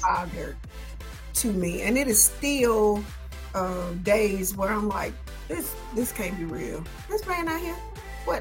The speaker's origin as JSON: {"language": "English", "town": "Atlanta", "region": "Georgia", "country": "United States", "tie": "born or raised there", "said": "I am from Atlanta, born and raised"}